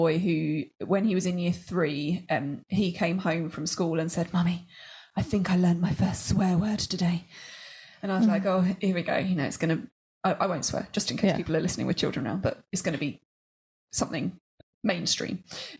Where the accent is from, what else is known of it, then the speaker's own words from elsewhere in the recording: United Kingdom; We're British and our husband is on a different planet.